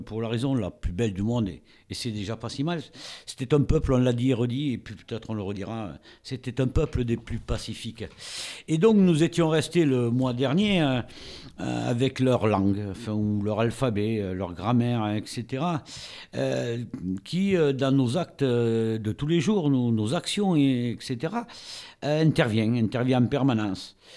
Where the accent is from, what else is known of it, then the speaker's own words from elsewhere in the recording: France; Chez nous, en France